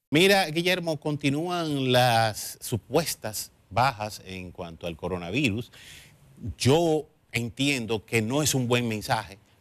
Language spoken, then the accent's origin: Spanish; Dominican Republic; nosotros los dominicanos